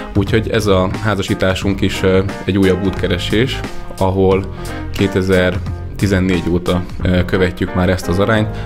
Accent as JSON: {"language": "Hungarian", "town": "Nyíregyháza", "region": "Szabolcs-Szatmár-Bereg", "country": "Hungary", "tie": "born or raised there", "said": "nyíregyházi származású vagyok"}